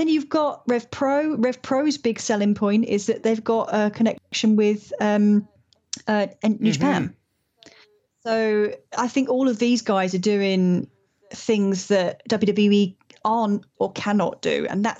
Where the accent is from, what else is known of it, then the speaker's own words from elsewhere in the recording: Ireland; I'm allowed to say that I'm Irish, okay. It's fine.